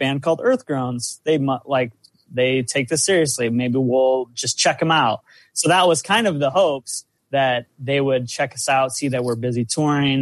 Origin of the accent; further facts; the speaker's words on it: South Dakota, United States; I'm from South Dakota